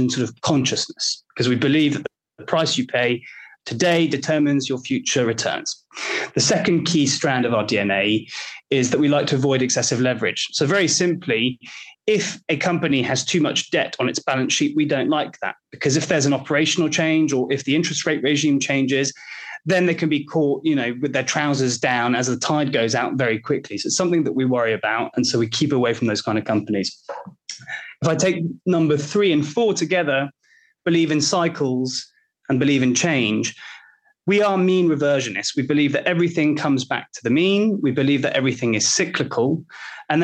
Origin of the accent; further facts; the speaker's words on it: Belgium; I'm from Belgium